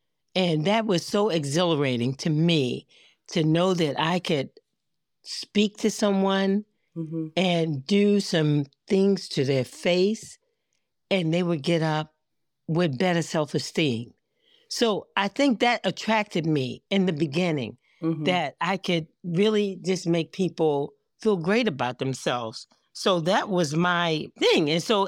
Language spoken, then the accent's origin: English; Baltimore, Maryland, United States; I grew up in Baltimore, nice. Maryland. I live outside of Baltimore now in Owings Mills, Maryland, you know, in the county outside. But this is my home.